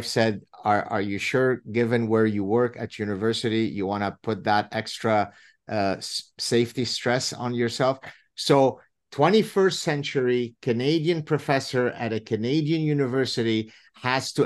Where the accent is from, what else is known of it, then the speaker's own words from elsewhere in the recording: Lebanon; first language Arabic; English is a second language; now in Southern California, United States; I grew up in Lebanon